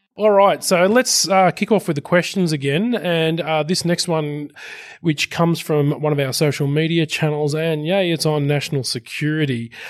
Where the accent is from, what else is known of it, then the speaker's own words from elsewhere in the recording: Sydney, New South Wales, Australia; Western Sydney represent my hometown